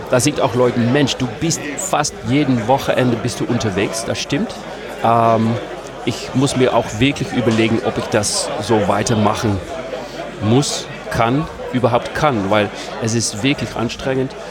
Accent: Amsterdam, North Holland, Netherlands; German is a second language; Ich komme aus Amsterdam. Ah, okay, so, das ist wirklich. Aber äh, ich habe ähm, in der Hochschule Deutsch gelernt.

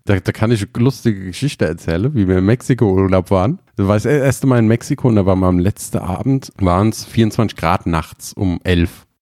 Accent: Germany; bei uns in Deutschland

